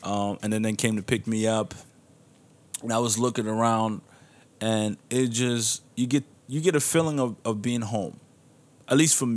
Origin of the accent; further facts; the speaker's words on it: Niger; moved away; I'll be going back to my home country of Niger